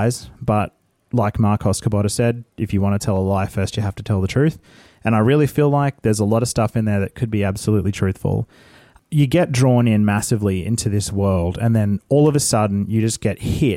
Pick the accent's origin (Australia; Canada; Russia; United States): Australia; Brisbane, Queensland; born or raised there